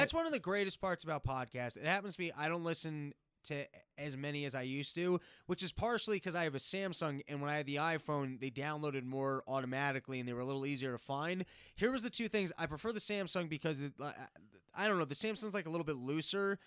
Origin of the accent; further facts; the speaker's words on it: New York City, New York, United States; I grew up in New York